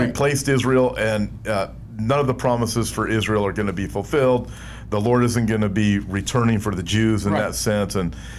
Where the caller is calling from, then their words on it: Melbourne, Victoria, Australia; I am from Melbourne, Australia, and always tune in and listen to your amazing work in the ministry.